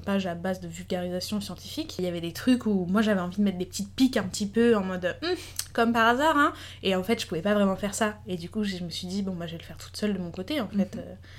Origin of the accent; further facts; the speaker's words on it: Paris, Île-de-France, France; moved away; je voulais absolument revenir à Paris puisque j'ai grandi à Paris, puis dans le sud